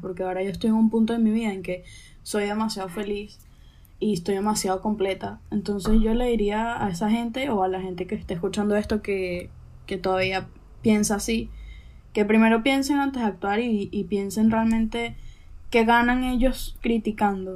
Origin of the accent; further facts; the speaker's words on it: Venezuela; also born or lived in Chile; now in Spain; nací en Venezuela